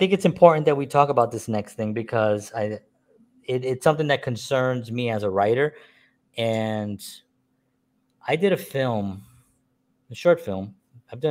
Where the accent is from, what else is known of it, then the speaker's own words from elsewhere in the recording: New York City, New York, United States; a Puerto Rican man born and raised in the South Bronx